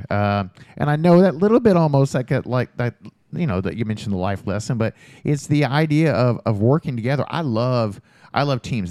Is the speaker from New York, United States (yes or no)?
no; Jeffersonville, Indiana, United States; moved away as an adult; also born or lived in Louisville, Kentucky; now in Bedford, United States; I grew up in Jeffersonville